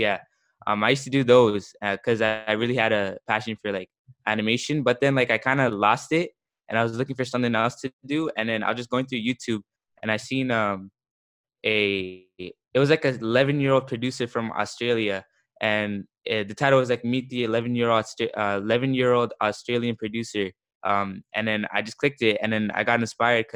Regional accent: Toronto, Ontario, Canada; I'm a producer from Toronto, Canada

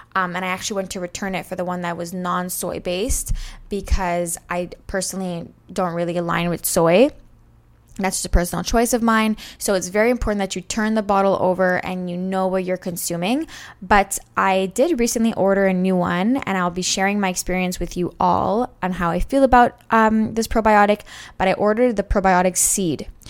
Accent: Montreal, Quebec, Canada; I'm from Montreal, Canada

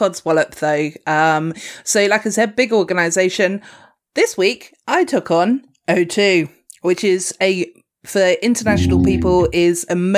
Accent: Dorset, South West England, United Kingdom; I am from Dorset

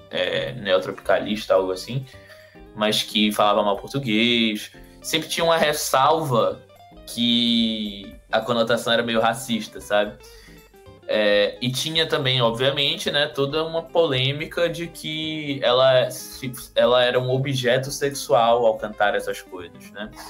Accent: Recife, Pernambuco, Brazil; Eu sou de Recife, né? Nascido e criado em, em, na região metropolitana do Recife.

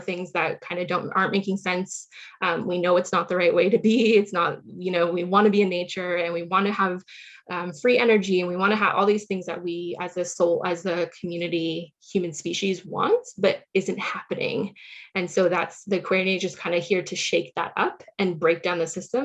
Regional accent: Silicon Valley, California, United States; I grew up in the Silicon Valley in California

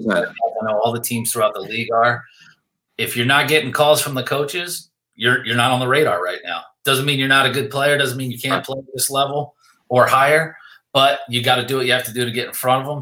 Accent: Lancaster, Pennsylvania, United States; I grew up in Lancaster, Pennsylvania

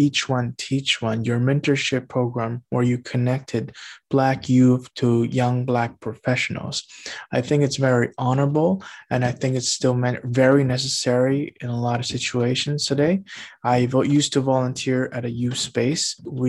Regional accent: Toronto, Ontario, Canada; I grew up in Agincourt, Scarborough

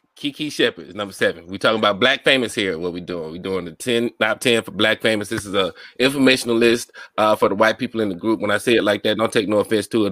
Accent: Mobile, Alabama, United States; I grew up in Mobile

